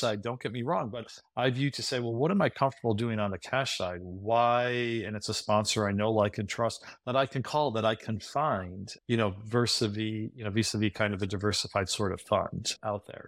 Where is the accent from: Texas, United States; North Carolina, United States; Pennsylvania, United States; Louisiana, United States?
Pennsylvania, United States; Scranton; moved away; grew up in Scranton, P